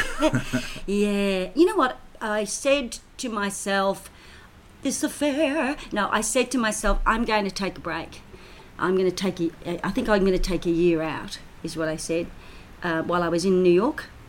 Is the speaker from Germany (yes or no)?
no; Australia; also born or lived in United Kingdom; came to Australia when I was four and a half. So, and of course, I'm an Australian citizen.